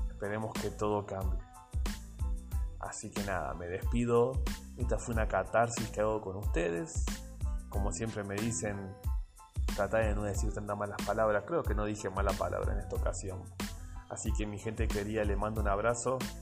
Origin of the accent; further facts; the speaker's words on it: Argentina; Soy argentino